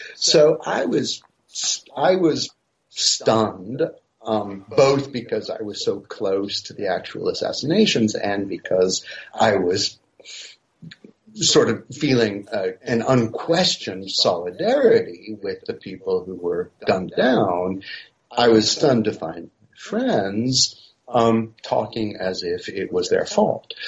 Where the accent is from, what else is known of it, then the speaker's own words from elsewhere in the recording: United States; moved away as an adult; also born or lived in Paris, France; now in France; I'm originally American